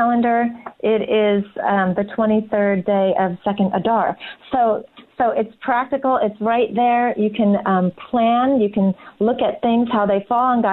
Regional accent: New Jersey, United States; now in Georgia, United States; I'm from New Jersey originally

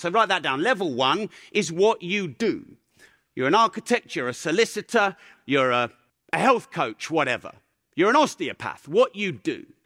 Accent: Peterborough, East of England, United Kingdom; I'm from Peterborough. Swearing is our grammar. That's how I was raised.

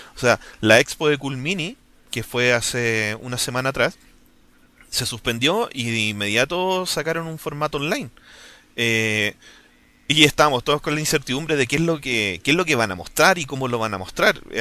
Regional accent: Chile

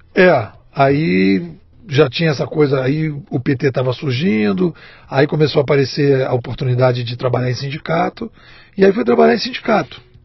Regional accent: Rio de Janeiro, Brazil; Eu sou carioca de Botafogo, botafoguense

